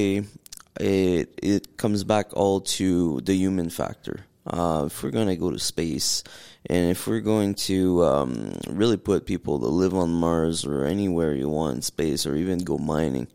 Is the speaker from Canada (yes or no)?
yes; Northern Ontario, Canada; from Northern Ontario, from a little village called Zbrayville, with less than 900 people